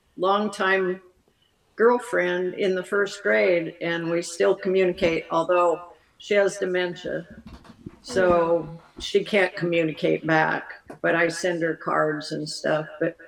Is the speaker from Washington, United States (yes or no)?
yes; Renton, Washington, United States; also born or lived in Seattle; I was actually born in Providence Hospital in Seattle, but I lived in Renton at the time, and I grew up in Renton. Lived there till I was 18 years old.